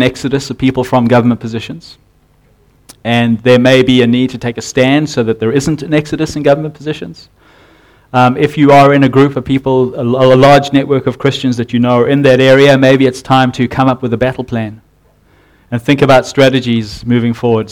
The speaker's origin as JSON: {"language": "English", "country": "South Africa", "moved": "yes", "lives_now": "New Zealand", "said": "I'm from South Africa, and in South Africa we had a naming convention"}